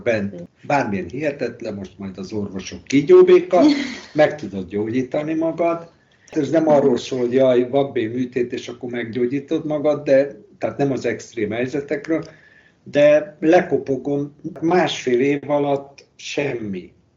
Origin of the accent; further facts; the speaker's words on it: Hungary; moved away as an adult; now in Spain; magyar vagyok